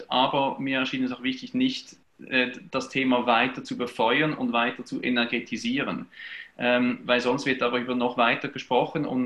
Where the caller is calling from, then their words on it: Basel, Northwestern Switzerland, Switzerland; Ich bin äh, aus der Schweiz dabei. Ich bin äh, Präsident des äh, Verbands Chorleitung Nordwestschweiz. Das ist die Region Basel, ähm, Grenzgebiet äh, Lörrach äh, in der Nähe von Südbaden und so weiter.